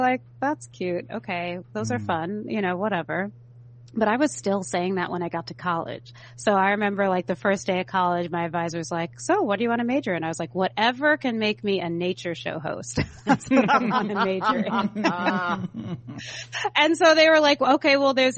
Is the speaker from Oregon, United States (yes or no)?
no; San Francisco, California, United States; So I was born in San Francisco, like, in the city. San Francisco doesn't have an inner city anymore, but it did in the 80s. And so that's where I'm from. And so I grew up in the inner city